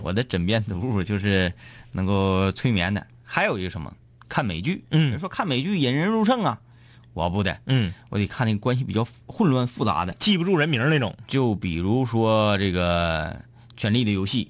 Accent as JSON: {"language": "Chinese", "region": "Liaoning", "country": "China", "said": "我们老家有，辽宁老家有"}